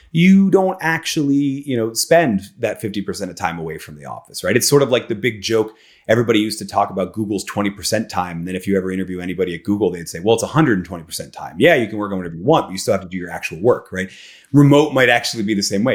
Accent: Philadelphia, Pennsylvania, United States; I'm from Philadelphia

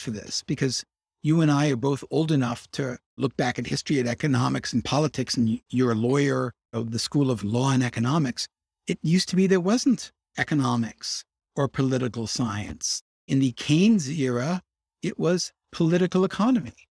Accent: Chicago, Illinois, United States; I grew up in Hyde Park. I'm a Chicago guy.

